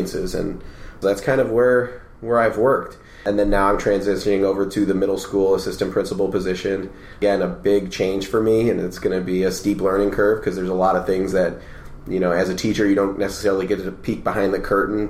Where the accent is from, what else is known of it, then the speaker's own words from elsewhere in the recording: Rochester, New York, United States; I grew up in Rochester, New York